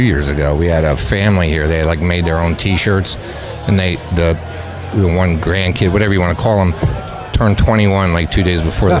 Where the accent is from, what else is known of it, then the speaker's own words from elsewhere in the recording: Lebanon, Pennsylvania, United States; moved away as an adult; now in Kennett Square, United States; Originally from Lebanon, Pennsylvania.